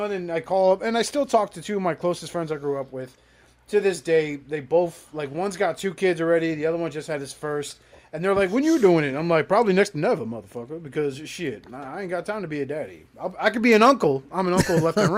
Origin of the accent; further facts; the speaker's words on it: Jersey City, New Jersey, United States; the projects building that I grew up in Jersey City.